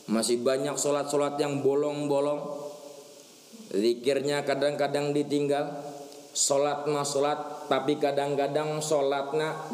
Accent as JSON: {"language": "Indonesian", "region": "Banten", "country": "Indonesia", "said": "ini pernah kejadian ini di kampung kami pernah kejadian karena ngikutin tanggal kalian kalender. Lah biasa kan orang Banten mah kalau besok puasa malamnya itu syukuran riungan."}